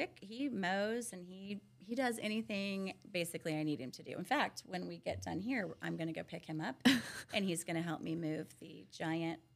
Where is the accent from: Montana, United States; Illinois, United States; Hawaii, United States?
Illinois, United States; Centralia; also born or lived in Florida; I grew up in Centralia and I knew the orchard